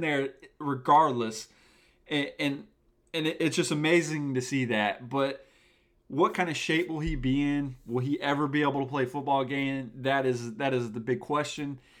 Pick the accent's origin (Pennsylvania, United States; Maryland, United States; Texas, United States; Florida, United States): Florida, United States; Tallahassee; I'm from Tallahassee, Florida, the home of the Seminoles